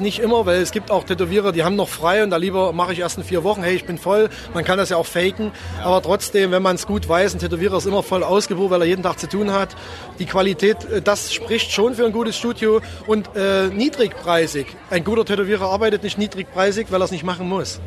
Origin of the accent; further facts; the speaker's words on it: Zwickau, Saxony, Germany; Ich bin gebürtiger Zwickauer